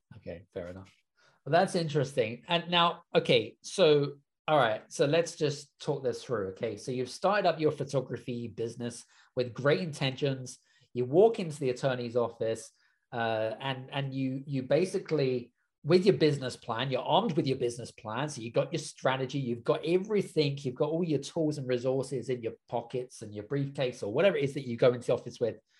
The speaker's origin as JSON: {"language": "English", "country": "United Kingdom", "said": "being British myself"}